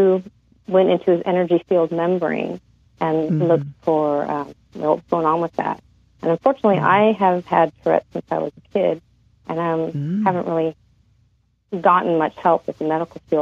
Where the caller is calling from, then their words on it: San Diego, California, United States; I'm calling from in San Diego, California